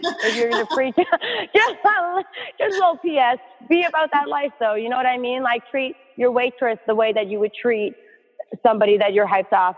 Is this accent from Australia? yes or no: no; Canada; moved away as an adult; now in New York City, United States; I'm so grateful to have grown up in Canada.